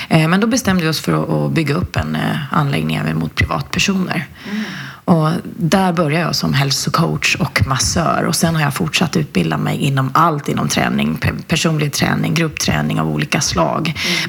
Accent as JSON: {"language": "Swedish", "town": "Flen", "region": "Södermanland", "country": "Sweden", "tie": "born or raised there", "said": "kommer ifrån en en liten håla i, i Sörmland som heter Flen och där har jag vuxit upp"}